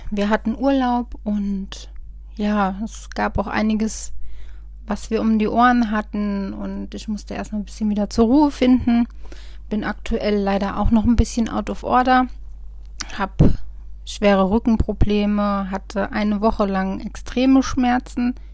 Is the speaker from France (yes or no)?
no; Rhineland-Palatinate, Germany; hier im Westerwald, ich komme ja aus dem Westerwald, kannte mich jeder Arzt im Prinzip.